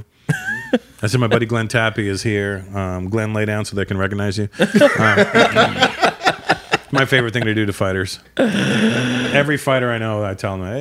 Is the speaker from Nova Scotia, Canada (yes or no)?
no; Toronto, Ontario, Canada; born or raised there